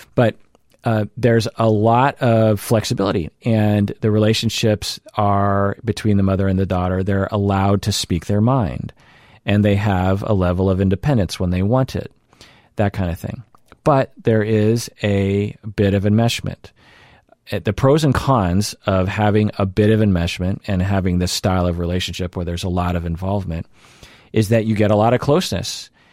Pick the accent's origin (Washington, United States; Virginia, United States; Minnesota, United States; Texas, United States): Washington, United States; Seattle; accent: mainstream Seattle; my general code that I operate from. which I would characterize as, like, mainstream Seattle